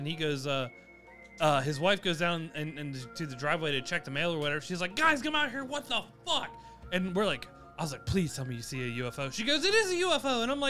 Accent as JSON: {"language": "English", "region": "South Carolina", "country": "United States", "said": "We are from South Carolina."}